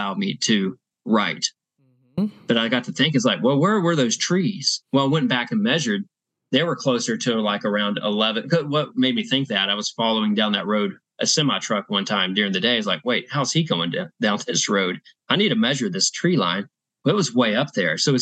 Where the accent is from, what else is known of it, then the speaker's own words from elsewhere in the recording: Texas, United States; I'm from Texas.